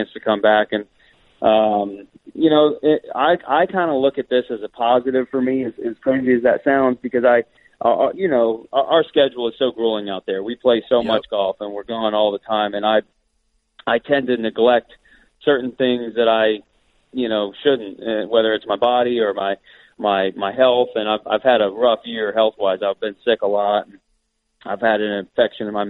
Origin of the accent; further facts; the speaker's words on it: Orlando, Florida, United States; moved away; also born or lived in Colorado; I grew up in Orlando